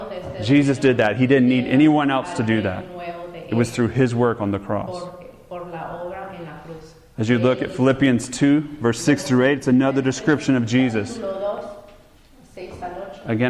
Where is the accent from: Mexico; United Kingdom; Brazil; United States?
United States; the South; since I'm from the South